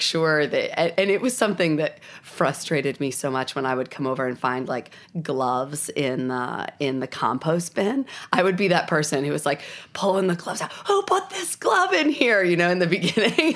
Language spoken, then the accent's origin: English; New Jersey, United States; accent: Southern; moved away as an adult; also born or lived in South Carolina / Spain / Los Angeles; now in Asheville, United States; I grew up in New Jersey